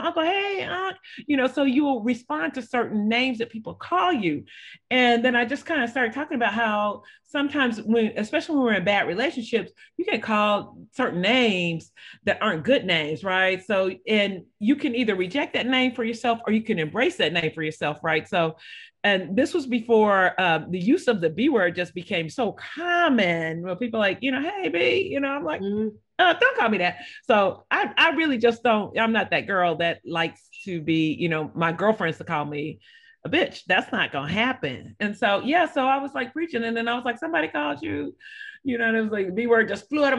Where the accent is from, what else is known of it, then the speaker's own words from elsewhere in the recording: Texas, United States; also born or lived in California; I grew up here in Texas. I'm from California. I've been in Texas for more than 30 years.